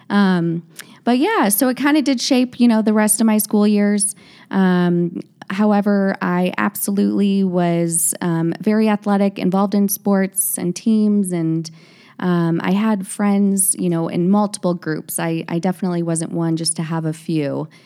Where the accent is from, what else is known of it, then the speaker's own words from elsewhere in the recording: Naperville, Illinois, United States; I grew up in Naperville, Illinois with my parents and two sisters